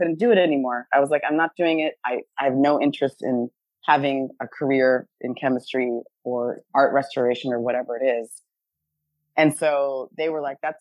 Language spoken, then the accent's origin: English; Dune Acres, Indiana, United States; So I grew up in the Midwest in the United States, not too far from Chicago in the state of Indiana. I grew up in a small township called Dune Acres